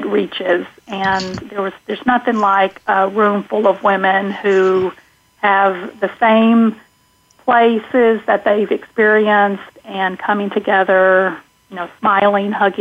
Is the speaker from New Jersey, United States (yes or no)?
no; Texas, United States; accent: southern; moved away as an adult; also born or lived in Connecticut; now in Oregon, United States; as you can probably detect a southern accent, I grew up in Texas